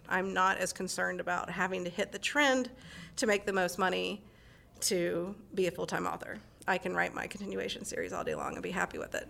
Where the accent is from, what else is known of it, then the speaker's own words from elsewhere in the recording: North Carolina, United States; now in San Francisco Bay Area, United States; We're originally from North Carolina